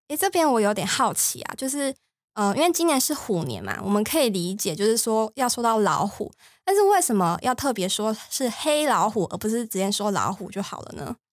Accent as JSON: {"language": "Chinese", "country": "Taiwan", "said": "像我们台湾人"}